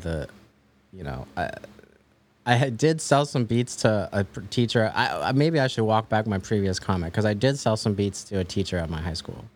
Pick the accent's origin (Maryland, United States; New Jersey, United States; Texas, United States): Maryland, United States; also born or lived in Washington, D.C.; I grew up in, like, the suburbs of Maryland